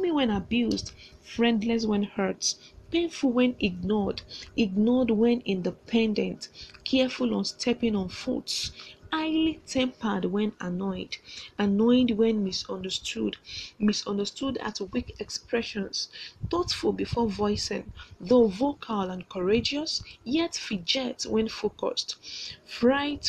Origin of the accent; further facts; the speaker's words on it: Nigeria; I'm a contestant from Nigeria